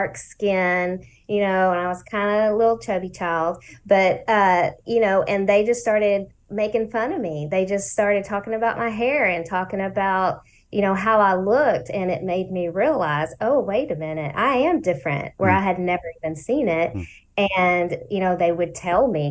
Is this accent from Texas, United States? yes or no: yes; Lancaster, Texas, United States; also born or lived in Ellis County, Texas; I was in Lancaster. So that's where I grew up